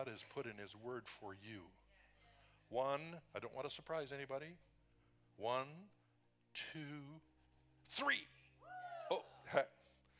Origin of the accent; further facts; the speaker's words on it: British Columbia, Canada; moved away; we were in British Columbia in my hometown